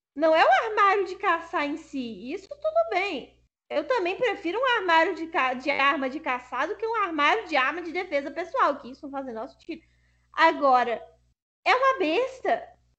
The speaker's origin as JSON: {"language": "Portuguese", "country": "Brazil", "said": "No Brasil isso é comum porque a gente é miscigenado"}